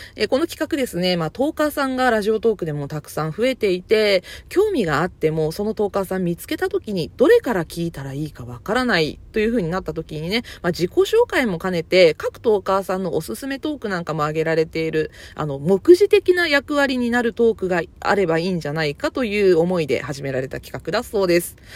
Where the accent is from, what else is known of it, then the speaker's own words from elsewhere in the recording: Kyushu, Japan; also born or lived in Kansai; 出身地は、あの、関西生まれ、九州育ち、現在在住は九州です